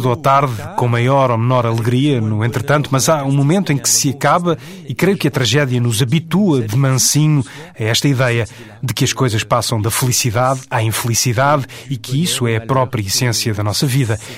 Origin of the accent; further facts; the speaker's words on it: Paris, Île-de-France, France; born there; Porque eu não sou de modo nenhum dessa zona da Europa. Nasci em Paris.